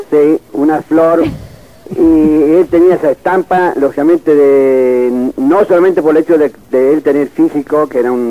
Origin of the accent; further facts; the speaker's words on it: Argentina; yo lógicamente soy argentino